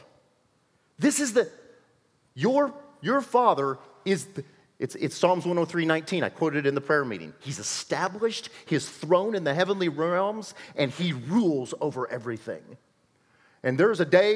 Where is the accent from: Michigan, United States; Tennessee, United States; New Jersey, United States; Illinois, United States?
Illinois, United States; now in Kansas, United States; I'm an Illinois boy